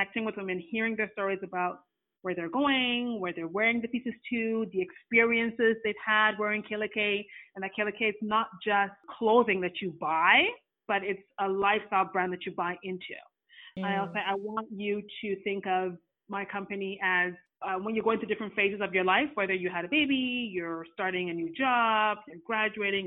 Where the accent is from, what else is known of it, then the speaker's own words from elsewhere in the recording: Ghana; now in Canada; I'm Ghanaian